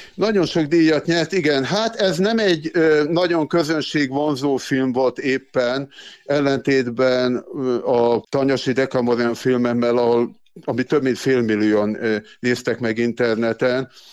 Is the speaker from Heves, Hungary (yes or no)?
yes; Gyöngyös, Heves, Hungary; moved away; also born or lived in Szabolcs-Szatmár-Bereg; Én gyöngyösi származású vagyok, Mátrai